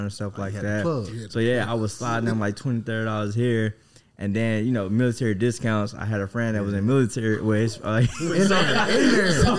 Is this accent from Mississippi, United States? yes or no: yes; Mississippi, United States; now in Texas, United States; I'm from Mississippi